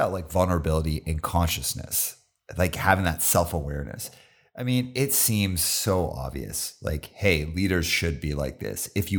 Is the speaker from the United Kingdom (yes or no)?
no; Calgary, Alberta, Canada; … is like such a Canadian thing that, like, I grew up in Calgary.